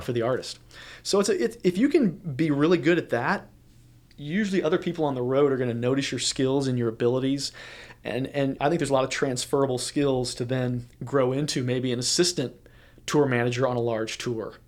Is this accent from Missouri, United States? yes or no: yes; St. Louis, Missouri, United States; moved away; I grew up in the Midwest in Saint Louis, Missouri